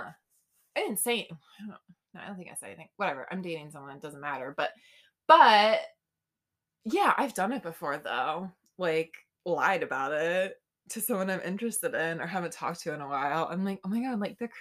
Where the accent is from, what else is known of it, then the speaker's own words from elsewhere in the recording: St. Augustine, Florida, United States; moved away; I'm from St. Augustine